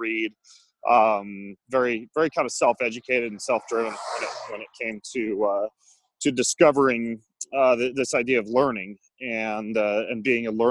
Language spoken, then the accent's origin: English; North Idaho, United States; I grew up in North Idaho